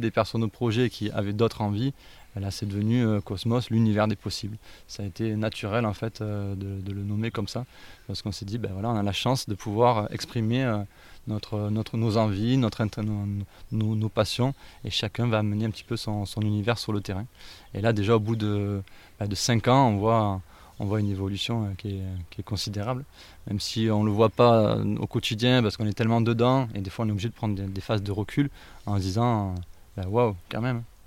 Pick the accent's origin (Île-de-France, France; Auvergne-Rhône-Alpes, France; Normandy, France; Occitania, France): Auvergne-Rhône-Alpes, France; Ardèche; j'ai grandi en Ardèche